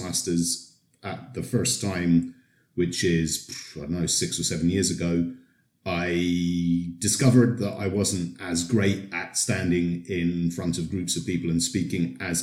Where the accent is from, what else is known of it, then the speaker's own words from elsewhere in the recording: United Kingdom; moved away as an adult; now in Poland; I've been here in Poland for more than 20 years, so maybe that makes me an honorary Pole, but I'm originally from Britain